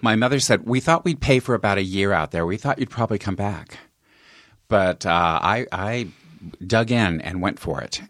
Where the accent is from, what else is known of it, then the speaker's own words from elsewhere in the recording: Longmont, Colorado, United States; moved away as an adult; also born or lived in California; I grew up in Longmont, Colorado